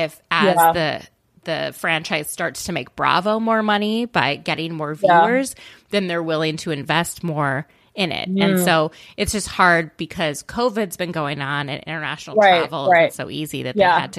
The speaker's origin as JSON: {"language": "English", "country": "Canada", "said": "I'm from Canada."}